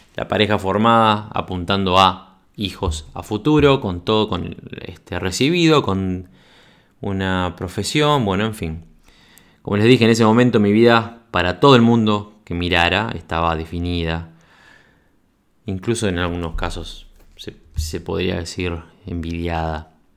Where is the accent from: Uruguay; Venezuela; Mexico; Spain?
Uruguay; moved away; yo nací en Uruguay en 1979, soy uruguayo, de pura cepa, viví toda mi adolescencia, mi infancia y mi adolescencia en Uruguay